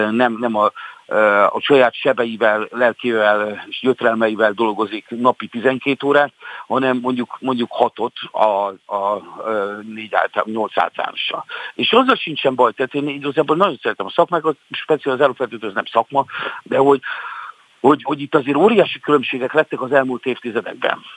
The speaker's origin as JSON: {"language": "Hungarian", "country": "Hungary", "said": "szeretem azt, hogy én magyar vagyok, és szeretem őrizni a magyarságomat"}